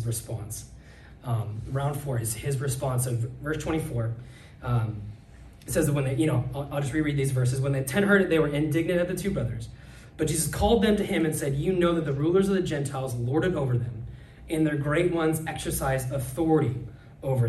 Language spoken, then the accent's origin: English; Nebraska, United States; moved away; I'm from Nebraska